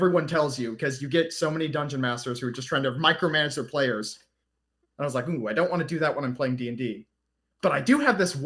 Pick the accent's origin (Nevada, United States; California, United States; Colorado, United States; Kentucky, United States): California, United States; Bakersfield; moved away; I was born and raised in Bakersfield, California, and I've moved all over this country at this point